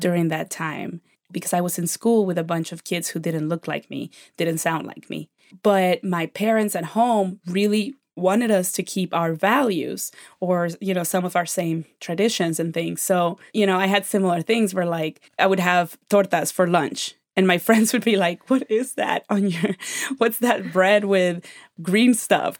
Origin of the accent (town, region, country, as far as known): Mexico; born or raised there; now in United States